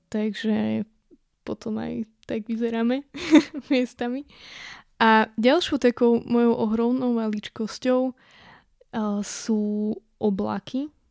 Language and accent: Slovak; western Slovakia, Slovakia; now in eastern Slovakia, Slovakia; u nás na západe, na juhu, kde je úplná rovina, ako v podstate tu na východe, kde teraz bývame, kde sú vlastne všade na okolí hory.